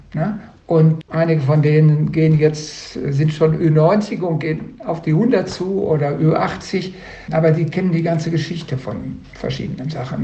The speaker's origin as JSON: {"language": "German", "area": "Sauerland", "region": "North Rhine-Westphalia", "country": "Germany", "also_born_or_lived": "Dortmund", "moved": "yes", "lives_now": "Duisburg, Germany", "said": "Ich bin eigentlich nicht aus dem Ruhrgebiet, ich bin aus dem Sauerland."}